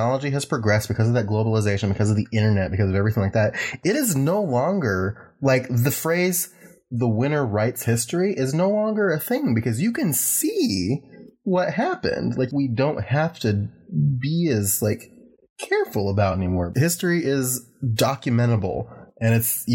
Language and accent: English; Ohio, United States; moved away; I'm from Ohio originally